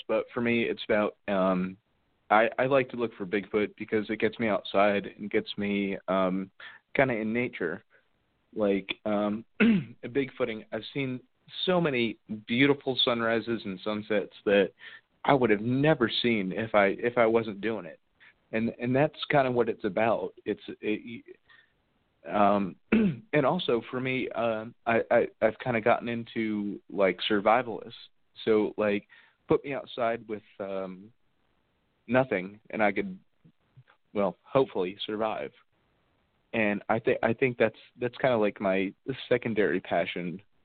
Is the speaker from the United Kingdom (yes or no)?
no; Sussex County, New Jersey, United States; moved away as an adult; now in Ohio, United States; Sussex County is my hometown, or my home county